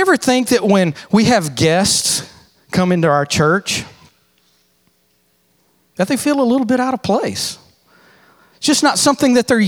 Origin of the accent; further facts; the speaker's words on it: Texas, United States; I'm from Texas